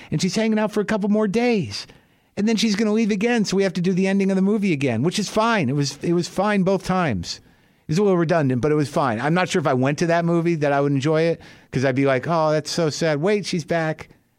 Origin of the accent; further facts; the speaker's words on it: New Mexico, United States; I grew up in New Mexico. I live here now.